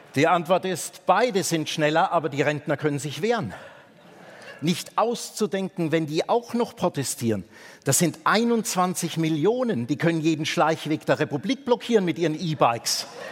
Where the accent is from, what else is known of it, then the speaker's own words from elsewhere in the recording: Bavaria, Germany; Ich bin in Bayern aufgewachsen